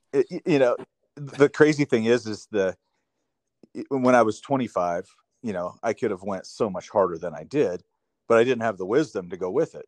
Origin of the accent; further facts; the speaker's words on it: Three Forks, Montana, United States; I grew up in Montana, southwest Montana, a little town called Three Forks.